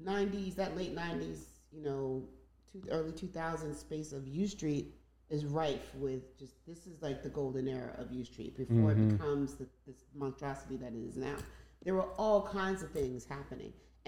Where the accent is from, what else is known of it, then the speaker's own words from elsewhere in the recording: Nigeria; Because I'm Nigerian and that's what we did.